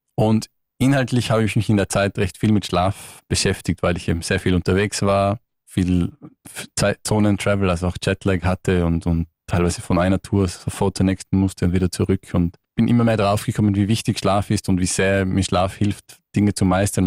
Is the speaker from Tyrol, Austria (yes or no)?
yes; Tyrol, Austria; moved away as an adult; now in London, United Kingdom; komme ursprünglich aus Tirol